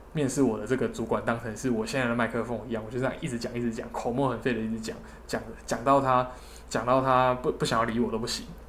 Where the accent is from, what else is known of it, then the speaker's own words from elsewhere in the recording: southern Taiwan, Taiwan; 我是南部人，然后我也想留在南部工作